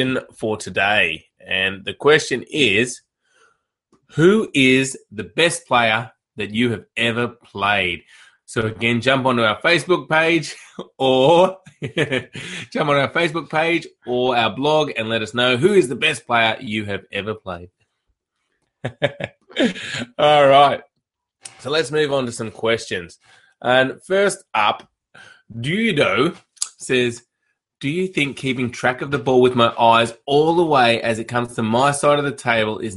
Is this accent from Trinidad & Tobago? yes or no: no; Canberra, Australian Capital Territory, Australia; My hometown